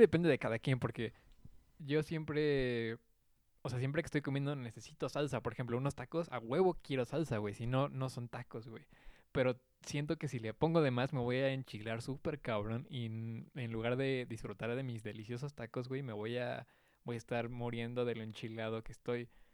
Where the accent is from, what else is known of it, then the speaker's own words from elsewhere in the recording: Mexico; como buen mexicano